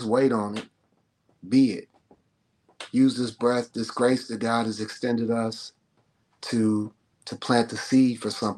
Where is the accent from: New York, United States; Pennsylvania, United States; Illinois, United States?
Illinois, United States; Chicago; I grew up in Chicago